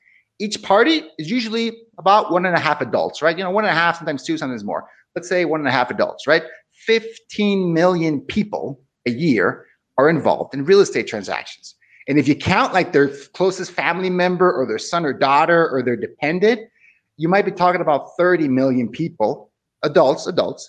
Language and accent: English; Tijuana, Baja California, Mexico; moved away as an adult; also born or lived in Seattle, Washington; I grew up in Tijuana, which is on the border with San Diego.